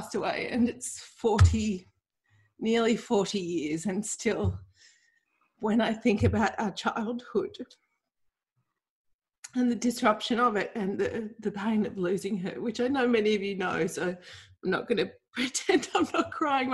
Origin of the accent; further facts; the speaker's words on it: Melbourne, Victoria, Australia; I grew up in Bayside, Melbourne